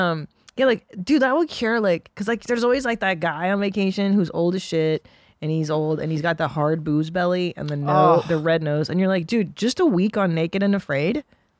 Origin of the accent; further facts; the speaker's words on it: Los Angeles, California, United States; I'm from the Valley. I grew up in the San Fernando Valley.